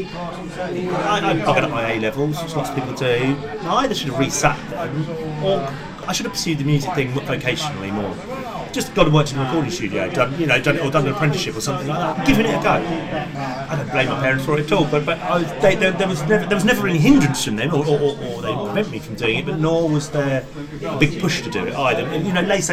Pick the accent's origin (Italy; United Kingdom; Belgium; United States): United Kingdom; England; accent: English; also born or lived in New Zealand; Though I was brought up fundamentally in the UK and I sound English, in lots of ways I am English, and I was educated in the English way